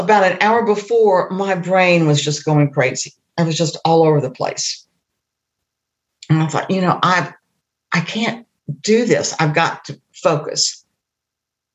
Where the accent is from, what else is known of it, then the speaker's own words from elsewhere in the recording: Indiana, United States; I grew up in Indiana in the Midwest